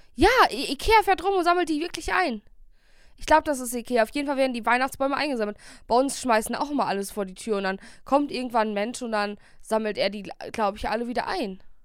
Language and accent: German; Bielefeld, North Rhine-Westphalia, Germany; bei uns in Bielefeld